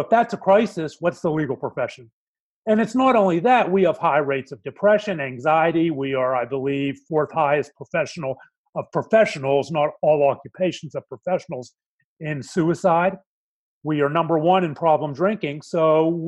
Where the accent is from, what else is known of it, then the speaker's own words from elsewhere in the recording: Pittsburgh, Pennsylvania, United States; moved away as an adult; now in Dallas, United States; I was born and raised in Pittsburgh, Pennsylvania, the middle of three boys.